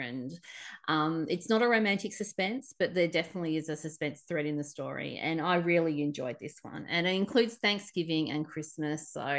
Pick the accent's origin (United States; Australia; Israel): Australia; accent: Aussie; My Aussie accent